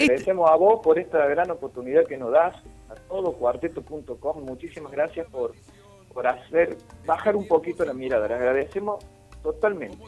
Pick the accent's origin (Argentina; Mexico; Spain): Argentina; Sierras Chicas, Córdoba; somos de las Sierras Chicas